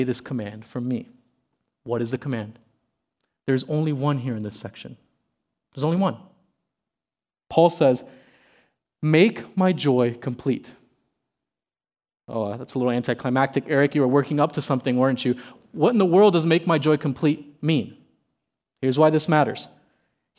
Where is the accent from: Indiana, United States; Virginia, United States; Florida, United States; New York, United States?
Florida, United States; South Miami; I never enjoyed field day in elementary school when I grew up in South Miami.